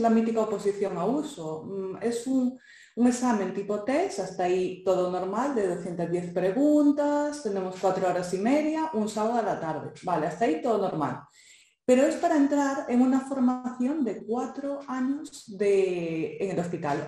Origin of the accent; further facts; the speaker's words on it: Galicia, Spain; accent: Galician; also born or lived in Santiago de Compostela, Spain; yo soy gallega, por si no se me notó el acento